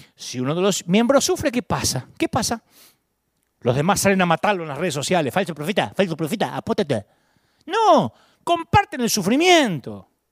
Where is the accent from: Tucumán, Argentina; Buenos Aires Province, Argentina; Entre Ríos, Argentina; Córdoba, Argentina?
Buenos Aires Province, Argentina; Billinghurst; now in California, United States; ni elegí nacer en Billinghurst